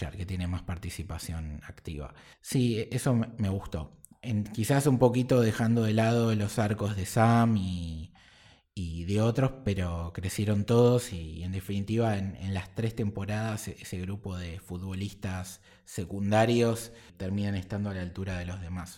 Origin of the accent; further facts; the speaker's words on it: Argentina; nosotros como argentinos